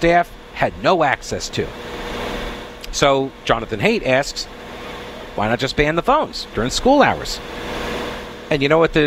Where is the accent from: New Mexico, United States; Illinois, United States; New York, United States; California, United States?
New York, United States; Long Island; I'm from Long Island.